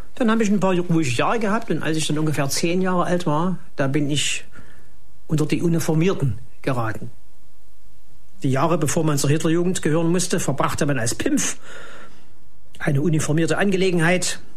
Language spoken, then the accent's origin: German; East Germany, Germany; bei uns in der DDR